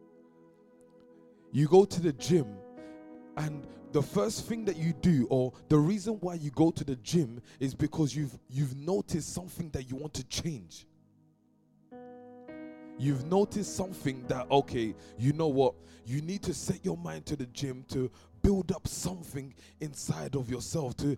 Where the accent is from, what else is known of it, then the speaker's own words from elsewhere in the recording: London, United Kingdom; because I'm from East London